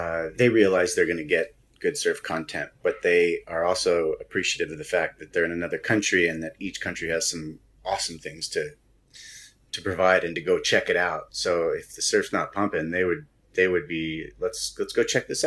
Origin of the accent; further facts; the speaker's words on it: United States; as an American